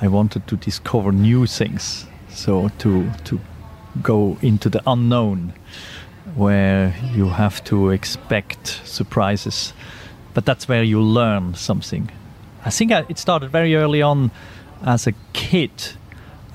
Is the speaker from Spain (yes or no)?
no; Switzerland; I grew up in Switzerland where everybody has to do military service